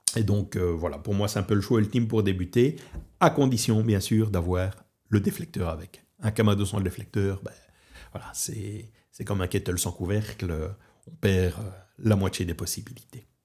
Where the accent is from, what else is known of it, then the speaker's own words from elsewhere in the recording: Belgium; now in Portugal; je suis au Portugal, je suis originaire de Belgique et je travaille beaucoup sur la France